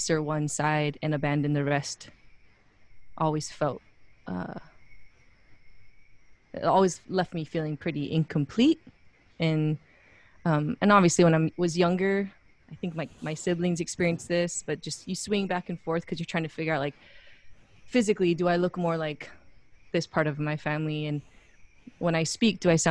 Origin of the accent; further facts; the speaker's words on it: Wailuku, Hawaii, United States; moved away as an adult; also born or lived in Pasadena, California; now in Portland, United States; I'm from Waluku, Maui. I was actually born in Pasadena, California